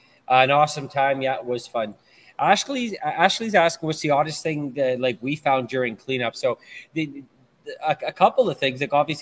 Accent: Thunder Bay, Ontario, Canada; I am from Thunder Bay, and I curse.

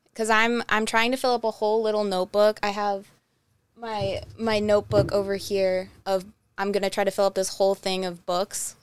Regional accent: Twinsburg, Ohio, United States; I am from Twinsburg, so I'm, like, half hour outside of Cleveland

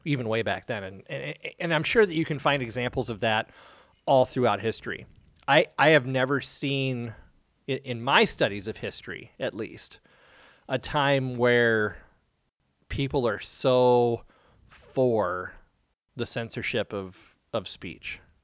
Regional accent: Iowa, United States; growing up in Iowa

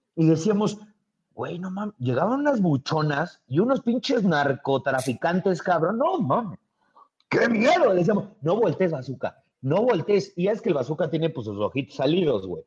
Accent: Mexico City, Mexico; forma parte de nuestro ADN como chilango el taco del bajón

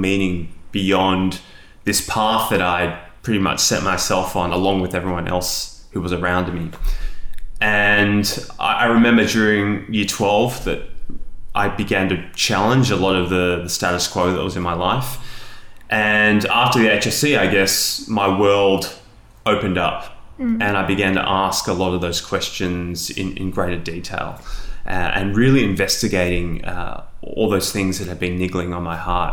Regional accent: Sydney, New South Wales, Australia; I was born in Australia, in Sydney, and I've pretty much lived here all my life

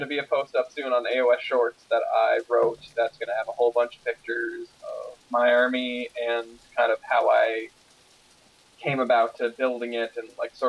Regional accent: Canada; I'm from the Dominion of Canada.

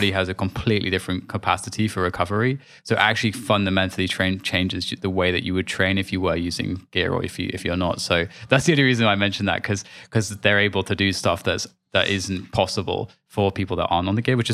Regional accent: London, United Kingdom; I was born in Hammersmith

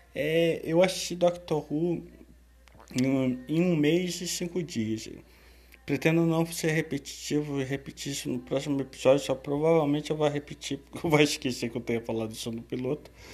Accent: Rio de Janeiro, Brazil; sou do Rio

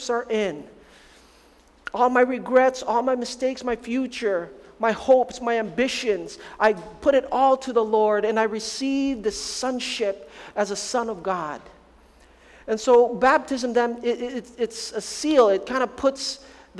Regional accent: Philippines; moved away; I'm Filipino to the max, born in the Philippines, raised in the Philippines.

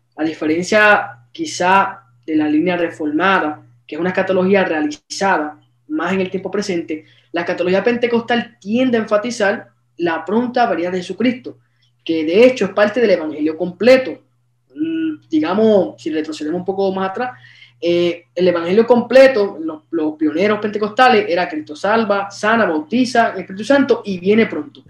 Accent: Aguadilla, Puerto Rico; soy de Puerto Rico, del pueblo de Aguadilla

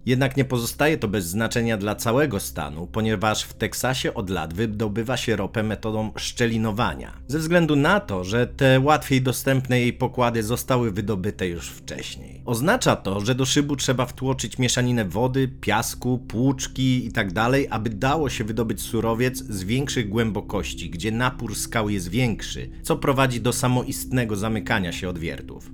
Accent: Gdańsk, Pomeranian Voivodeship, Poland; u nas w Gdańsku jest bardzo podobnie

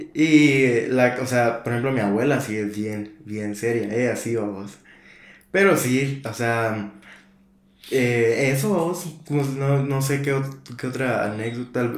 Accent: Guatemala City, Guatemala; moved away; nunca había pasado un año nuevo fuera de... De Guate

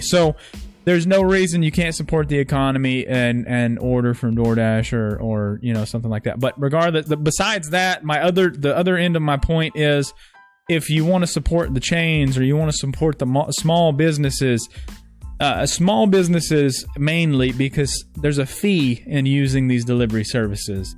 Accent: Texas, United States; I'm from Texas

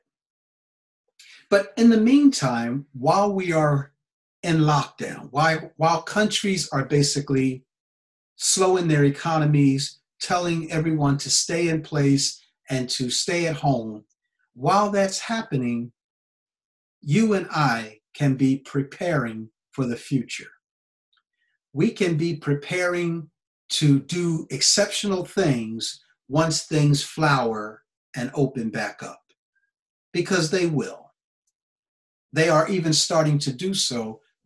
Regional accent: United States; now in Japan; I'm an American citizen living in Japan.

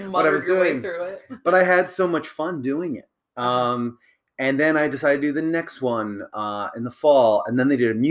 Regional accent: Long Island, upstate New York, United States; moved away as an adult; also born or lived in Buffalo, New York / Rochester, New York / Albany, New York; now in Atlanta, United States; I was born in Long Island. I lived in upstate New York, Buffalo, Rochester, Albany

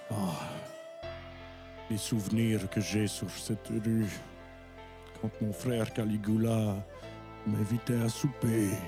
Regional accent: Longueuil, Quebec, Canada; Mais encore, moi, je viens de Longueuil.

